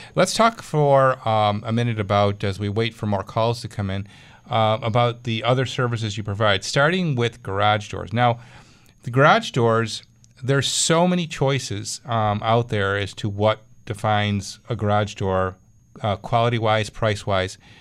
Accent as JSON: {"language": "English", "town": "Clarence", "region": "New York", "country": "United States", "tie": "born or raised there", "said": "Clarence, my hometown."}